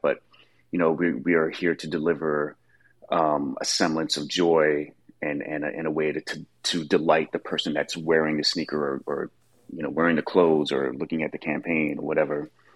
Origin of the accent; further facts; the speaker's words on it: New York, United States; growing up in New York